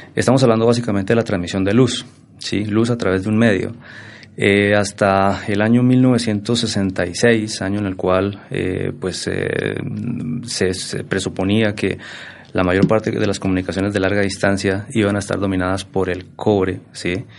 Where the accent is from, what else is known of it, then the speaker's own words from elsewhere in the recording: Boyacá, Colombia; moved away as an adult; also born or lived in Bogotá; yo soy boyacense de pura raza, como dice la canción. nací por allá ya hace algunos, algunos octubres atrás. Mm, egresado del Colegio Nacional de Sugamuxi, un colegio referente en Boyacá